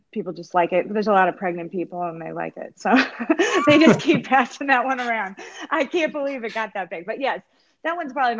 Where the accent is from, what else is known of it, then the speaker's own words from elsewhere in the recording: Connecticut, United States; now in North Carolina, United States; I'm originally from Connecticut